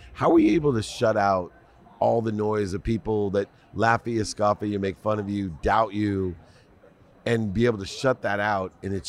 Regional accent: Akron, Ohio, United States; I grew up in Ohio, Akron, Ohio, not too far from Toledo.

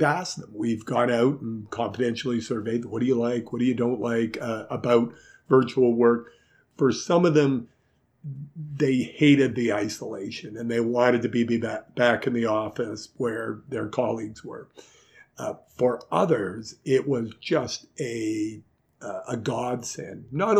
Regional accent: Montreal, Quebec, Canada; So I'm coming from Montreal, where everybody kisses each other.

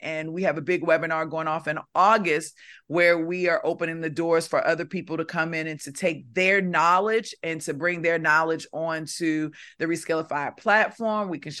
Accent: Baltimore, Maryland, United States; accent: Baltimore; Because I'm from Baltimore. Back then, I sounded a lot different. I was talking like a Baltimore girl

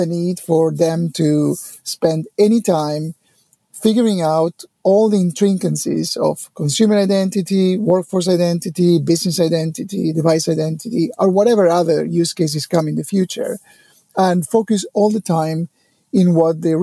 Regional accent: Argentina; I was born in Argentina many, many years ago

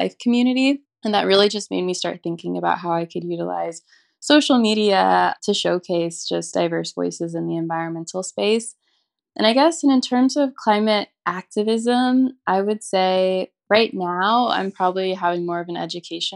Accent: St. Louis, Missouri, United States; now in Los Angeles, United States; I'm from St. Louis, Missouri, and currently live in Los Angeles

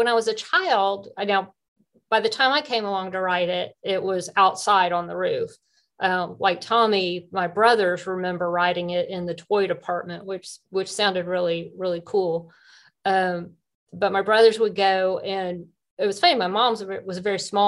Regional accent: Alpharetta, Georgia, United States; I grew up in Alpharetta

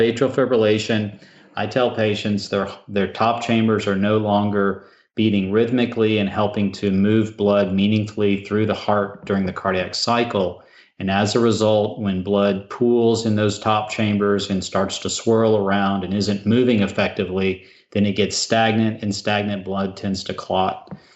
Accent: South Texas, United States; I grew up in South Texas, and I spent lots of time working on a ranch

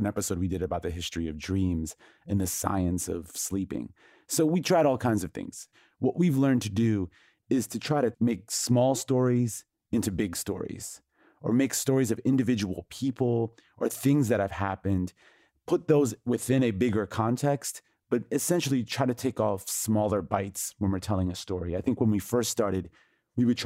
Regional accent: United States; the cultural narrative that I was raised on in the United States

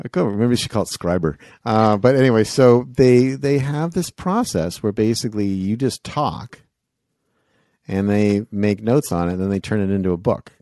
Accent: Canada; I'm from Canada

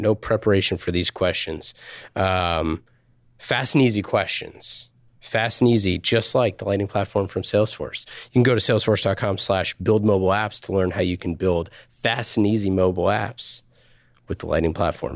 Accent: Northern California, United States; I grew up in Northern California

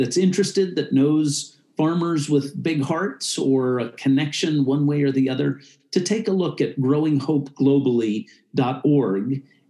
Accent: United States; I was born in the United States

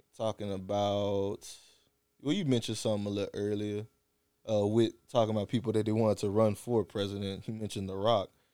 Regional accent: South Louisiana, United States; we grew up in South Louisiana

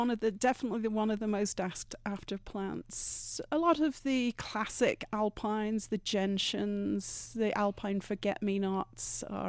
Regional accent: England, United Kingdom; moved away as an adult; now in Vail, United States; Originally, I'm from much further east. I'm from the British Isles, but I've been in Vail now for almost 30 years.

